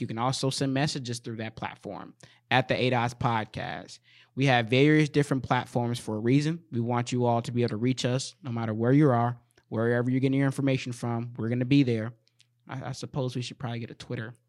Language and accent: English; Saint Paul, Minnesota, United States; I'm from Saint Paul, but I do work in Minneapolis and in Saint Paul